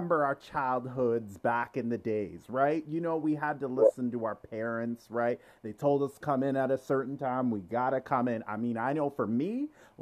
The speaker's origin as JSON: {"language": "English", "town": "Toronto", "region": "Ontario", "country": "Canada", "tie": "born or raised there", "said": "I grew up in Scarborough. I'm from Scarborough"}